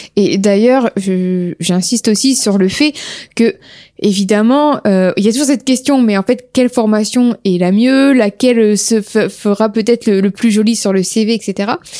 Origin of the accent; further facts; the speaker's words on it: Amiens, Hauts-de-France, France; nous sommes d'Amiens